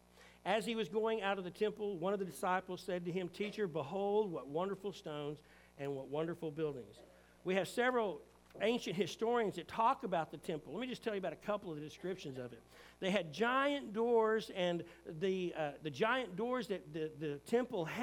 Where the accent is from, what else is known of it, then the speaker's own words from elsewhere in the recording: United States; as a Christian who's an American